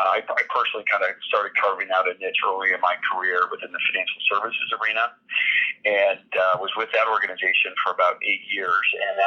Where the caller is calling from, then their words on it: Los Angeles, California, United States; I'm actually in Los Angeles.